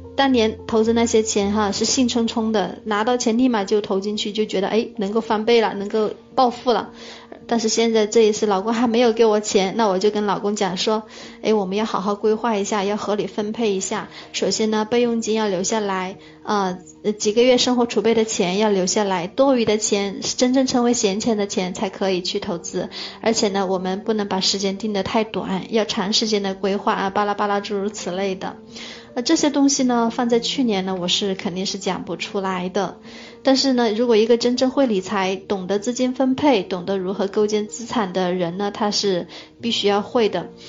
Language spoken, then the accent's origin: Chinese; Hunan, China; now in Dongguan, China; 我是来自湖南，我现在住在东莞